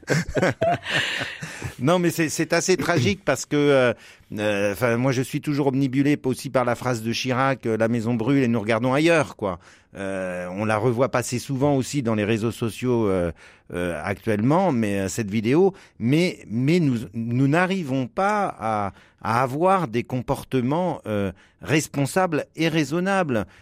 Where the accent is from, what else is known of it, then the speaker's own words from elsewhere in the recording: Brittany, France; je suis breton